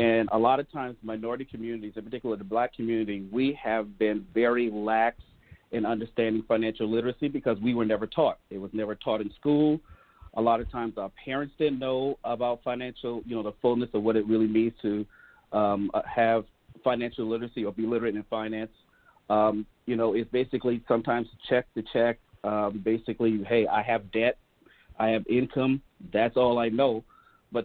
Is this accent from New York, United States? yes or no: no; Hollywood, South Carolina, United States; moved away as an adult; now in Milwaukee, United States; I was born and raised in Hollywood, South Carolina, right outside of Charleston. So I'm definitely a Southern guy.